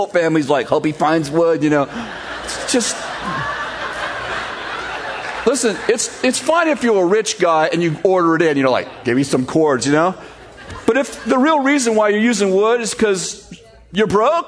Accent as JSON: {"language": "English", "town": "San Jose", "region": "California", "country": "United States", "moved": "as an adult", "said": "I'm from San Jose"}